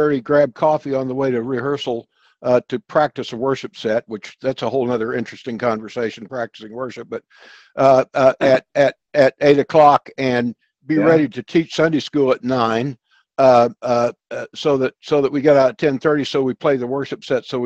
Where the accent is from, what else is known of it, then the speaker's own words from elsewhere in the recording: the Ozarks, United States; I grew up in the Ozarks in the 50s and 60s